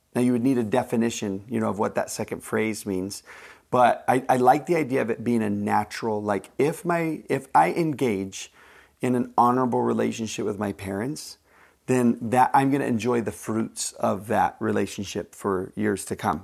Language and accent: English; United States; as an American